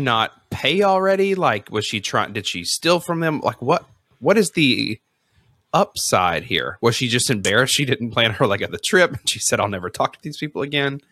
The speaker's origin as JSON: {"language": "English", "region": "the South", "country": "United States", "tie": "born or raised there", "said": "I grew up you know in the South"}